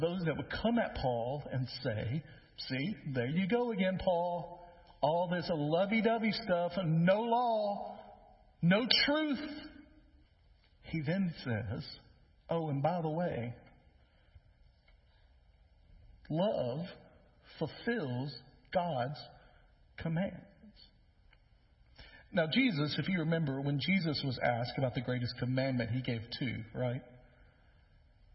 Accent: West Tennessee, United States; now in Middle Tennessee, United States; I grew up in West Tennessee, and so some things are different over there near the river

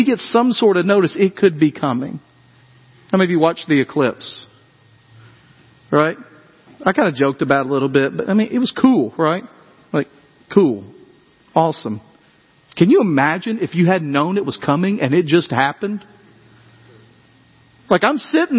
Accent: West Tennessee, United States; when I grew up in West Tennessee, we grew up in fear of earthquakes

